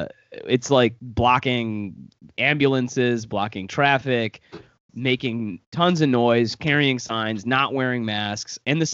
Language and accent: English; Michigan, United States; there's all these people who just came out in the state of Michigan, my home state, they were all walking around Lansing, basically.